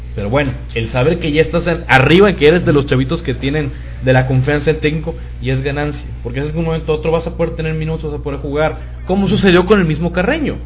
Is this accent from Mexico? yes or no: yes; Mexico; somos los mexicanos